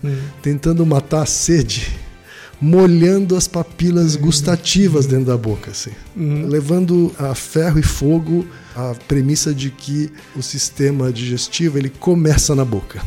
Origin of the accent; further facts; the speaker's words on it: Maringá, Paraná, Brazil; Maringá, minha terra natal.